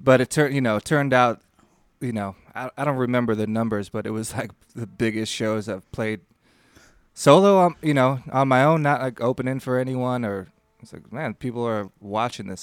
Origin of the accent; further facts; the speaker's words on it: Williamsville, New York, United States; by Black Forest, I mean Buffalo, New York. Um, no, just outside the city limits, a little town